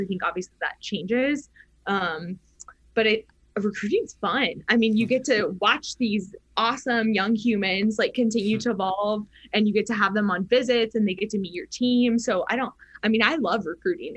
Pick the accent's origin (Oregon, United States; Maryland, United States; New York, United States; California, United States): Oregon, United States; moved away; also born or lived in Arizona / New Mexico; growing up in Oregon, it rained sure. all the time. So like my whole life in the PNW was all indoor tennis